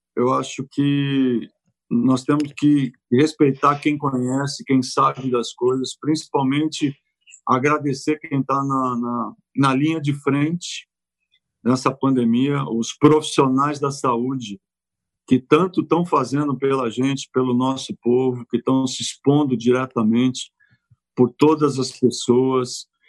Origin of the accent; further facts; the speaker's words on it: São Paulo, Brazil; moved away as an adult; also born or lived in Quintana / Santo André / Italy; Eu vivi em Quintana até seis anos, depois meu pai resolveu mudar para São Paulo e eu fui morar na Zona Leste. E aí começa um pouco da minha vida paulistana